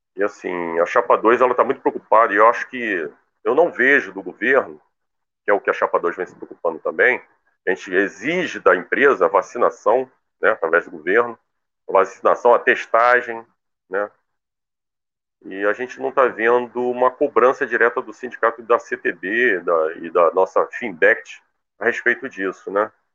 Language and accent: Portuguese; Brazil